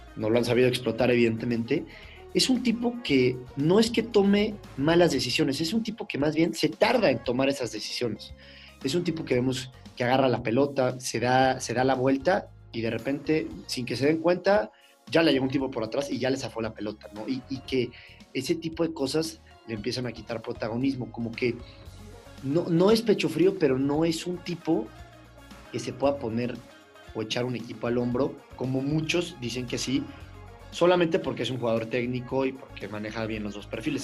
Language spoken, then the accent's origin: Spanish; Mexico; como mexicanos